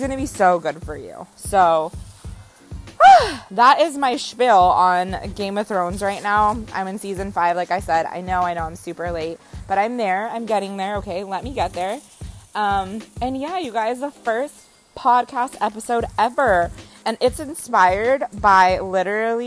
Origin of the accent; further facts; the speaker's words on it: Costa Rica; moved away; also born or lived in Bay Area, California; I am from Costa Rica